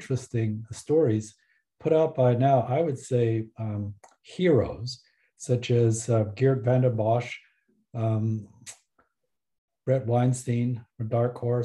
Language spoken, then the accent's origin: English; Taiwan; now in Canada; I was born in Taiwan